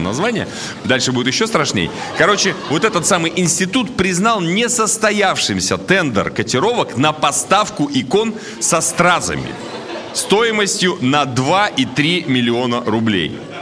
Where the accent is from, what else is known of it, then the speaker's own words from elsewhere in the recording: Surgut, Khanty-Mansi Autonomous Okrug, Russia; now in Moscow, Russia; сам я из Сургута переехал в Москву